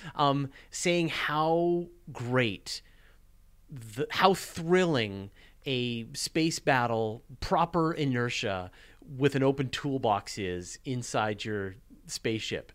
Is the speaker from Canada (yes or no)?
yes; Canada; I'm Canadian